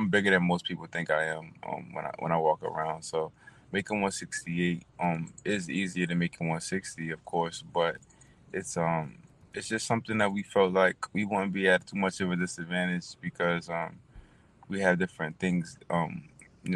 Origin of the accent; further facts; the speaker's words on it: Delaware, United States; When I was in the amateurs and I fought, I was from Delaware